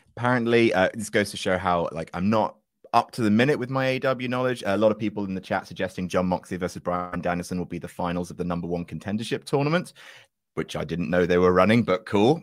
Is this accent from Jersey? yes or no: yes; Jersey; moved away; I'm from original Jersey, which New Jersey is actually named after